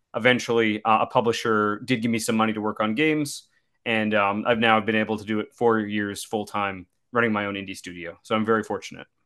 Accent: Saskatchewan, Canada; I'm from Saskatchewan, which is, uh, a middle province, the flat part

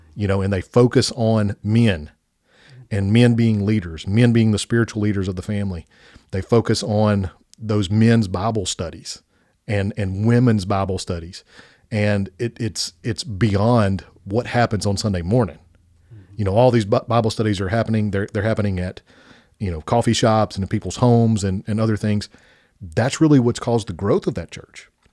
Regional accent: Spring Hill, United States; This is our hometown. This is where we went to K through twelve

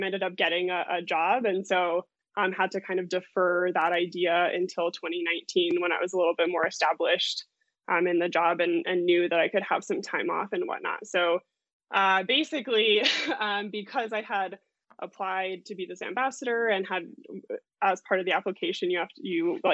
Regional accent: Lakewood, Colorado, United States; also born or lived in Denver, Colorado; I grew up in Lakewood, which is just, you know, maybe 20 minutes west from Denver

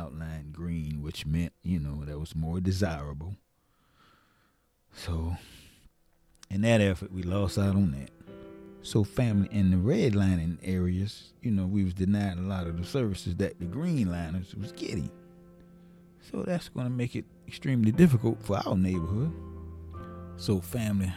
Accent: Savannah, Georgia, United States; moved away; grew up in Savannah, born and raised in Savannah

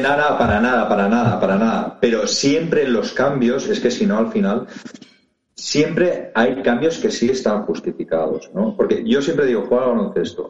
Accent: Barcelona, Catalonia, Spain; Yo soy de Barcelona y con 8 o 10 años empecé a jugar a fútbol en Martinenc, que lo tenía bastante cerca de casa

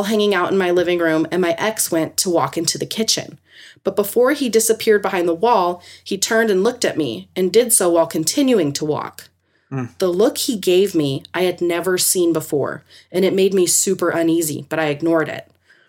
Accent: California, United States; also born or lived in Ely, Nevada; There's plenty of little things that happened in the house I grew up in California, but this story happened as an adult living in rural Nevada.

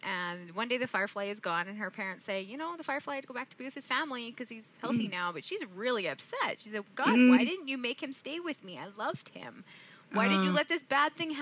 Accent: Edmonton, Alberta, Canada; accent: Canadian; I'm from Edmonton, which is just east of the Rocky Mountains in Canada

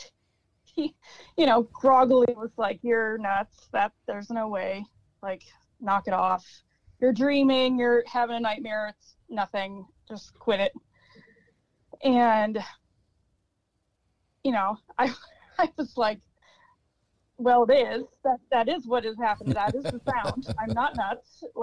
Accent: Mackinac Straits, Upper Peninsula, Michigan, United States; also born or lived in Detroit area, Michigan / Marquette, Michigan; I was born in the Detroit area and raised in the Mackinac Straits, Upper Peninsula area

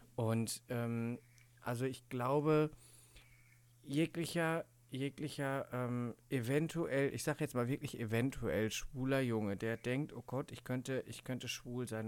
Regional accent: Cologne, North Rhine-Westphalia, Germany; ich komme ja aus Köln

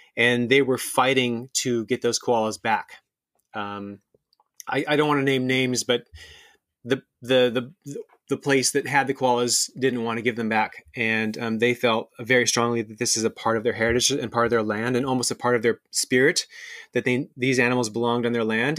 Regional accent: Seattle, Washington, United States; moved away as an adult; also born or lived in Australia; I'm actually half Australian. I'm half American. Um, I grew up around Seattle

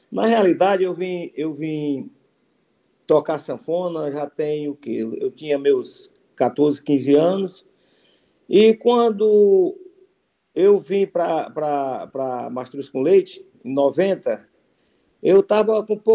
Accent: Cariús, Ceará, Brazil; Eu sou de Cariús, interior do Ceará.

